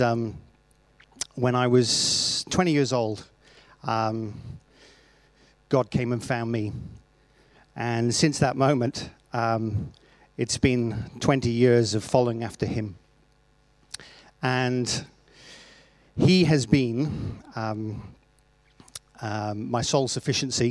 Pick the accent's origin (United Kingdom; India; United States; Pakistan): United Kingdom; Wales; moved away as an adult; now in Australia; I come from Wales